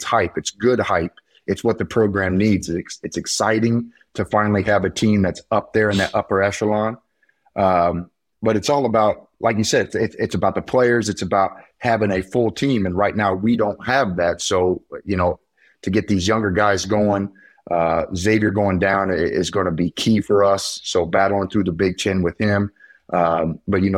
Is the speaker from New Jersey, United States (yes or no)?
no; near Carmel, Indiana, United States; now in Carmel, United States; right around my hometown. And I landed in Carmel, Indiana